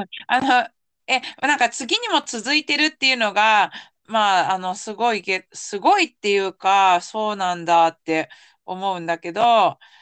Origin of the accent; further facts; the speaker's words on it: Yamanashi, Japan; 私が山梨県出身だけど